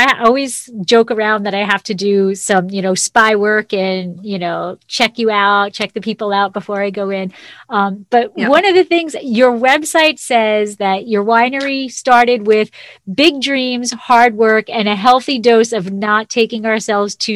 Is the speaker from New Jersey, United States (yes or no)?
yes; New Jersey, United States; now in California, United States; I'm originally from New Jersey